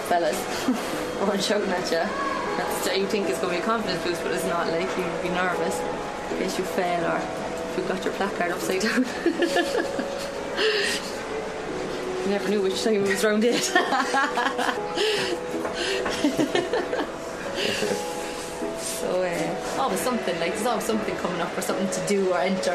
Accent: Cork, Munster, Ireland; We're six girls from Cork

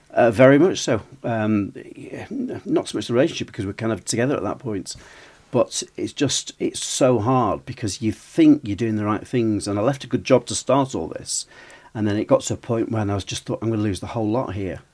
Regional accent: Preston, North West England, United Kingdom; also born or lived in Altrincham, South Manchester; we opened a shop in Preston, which is my hometown

